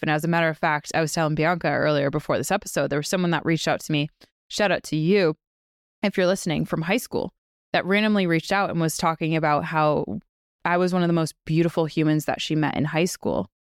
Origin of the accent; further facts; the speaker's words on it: Western Massachusetts, United States; we grew up in Western Mass